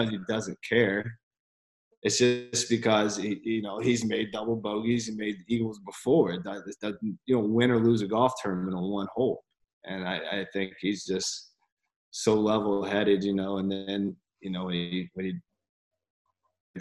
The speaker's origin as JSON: {"language": "English", "town": "Columbia", "region": "South Carolina", "country": "United States", "tie": "born or raised there", "said": "growing up in Columbia, an hour down the road"}